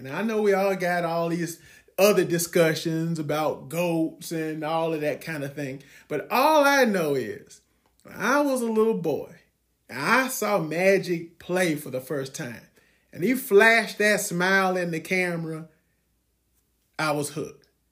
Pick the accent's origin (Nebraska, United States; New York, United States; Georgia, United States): Georgia, United States; moved away; also born or lived in Ohio; I was born in Georgia